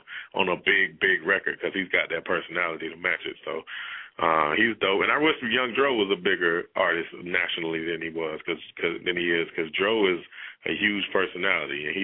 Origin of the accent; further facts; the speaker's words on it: Decatur, Georgia, United States; also born or lived in Atlanta; I'm from Decatur, and it was hood, but it was still kind of quiet